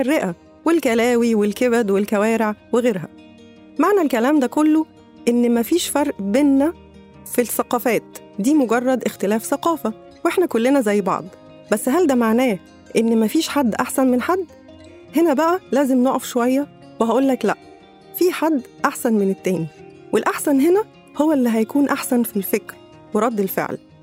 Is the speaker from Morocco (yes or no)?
no; Egypt; إحنا كمصريين